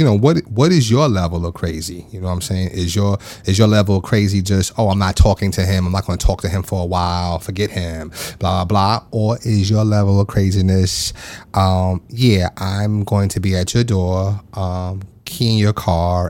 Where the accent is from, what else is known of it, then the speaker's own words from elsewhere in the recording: Long Island, New York, United States; I'm from New York. I'm from Long Island